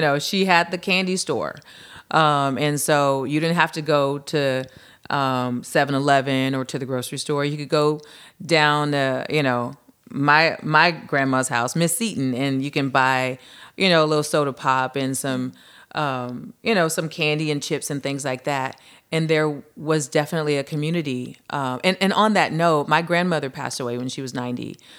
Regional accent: Lynwood, California, United States; I was born and raised in Linwood, California, which is, um, a neighboring city to Compton

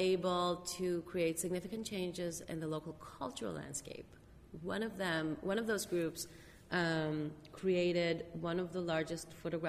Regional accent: Israel; now in United States

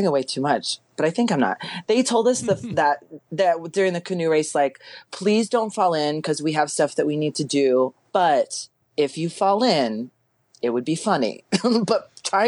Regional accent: Texas, United States; moved away; I'm from Texas originally.

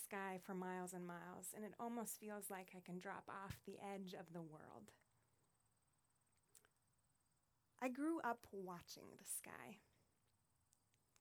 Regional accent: Deshler, Nebraska, United States; now in New York, United States; I grew up in Nebraska in a small farming community of 900 people called Deschler.

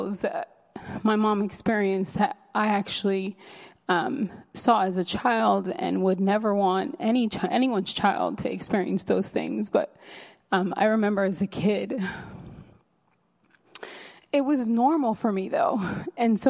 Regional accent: United States; first language Spanish; English is a second language; my first language is actually Spanish, and I learned English when I went into kindergarten. So I'm a first-generation American

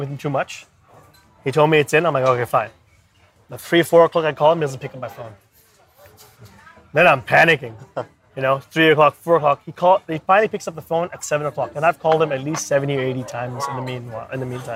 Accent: Bangkok, Thailand; moved away as an adult; also born or lived in Australia / India; now in China; I'm born and raised in Bangkok. Parents are from India

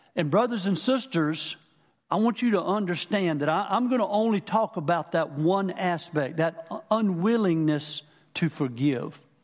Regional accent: Manning, South Carolina, United States; I'm from Manning originally, down the lower part of the state.

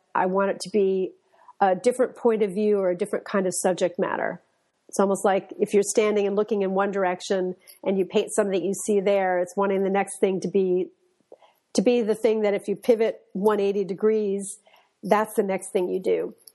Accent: Westport, Connecticut, United States; I grew up in Westport, Connecticut, which is about an hour or so away from New York City.

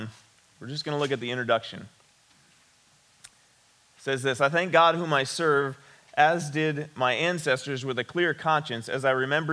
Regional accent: West Branch, Michigan, United States; I grew up in West Branch. I attended Ogama Heights High School

